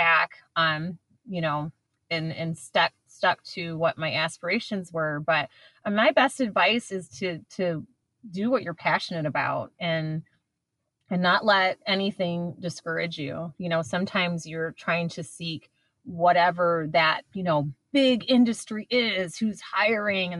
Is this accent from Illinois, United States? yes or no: no; East Lansing, Michigan, United States; now in Detroit, United States; I grew up on Michigan State's campus. I was born in Detroit. My parents moved to Lansing, East Lansing, when I was 2 years old